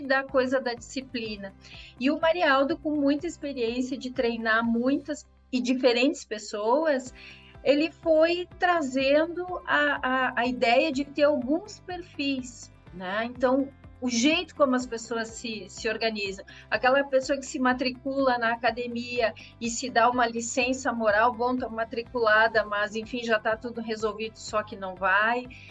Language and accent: Portuguese; Brazil; a gente é brasileiro